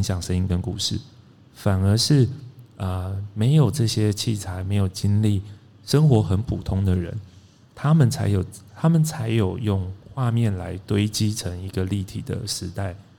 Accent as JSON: {"language": "Chinese", "region": "Pingtung County", "country": "Taiwan", "tie": "born or raised there", "moved": "yes", "lives_now": "Taipei, Taiwan", "said": "我是屏东出生，嗯。然后就搬上了台北"}